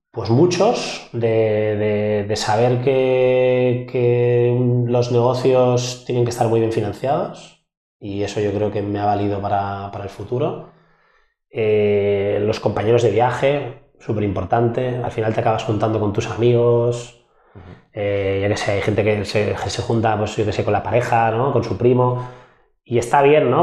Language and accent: Spanish; Barcelona, Catalonia, Spain; yo soy un emprendedor de Barcelona, 36 años